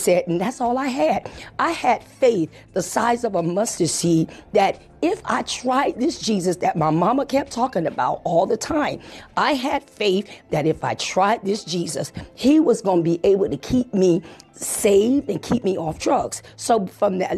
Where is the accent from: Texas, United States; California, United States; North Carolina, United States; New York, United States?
New York, United States; New York City; growing up in the Bronx, New York